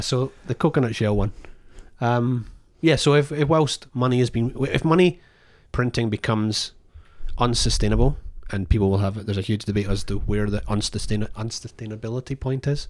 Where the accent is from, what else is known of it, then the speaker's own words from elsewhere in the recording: Scotland, United Kingdom; moved away; I'm Scottish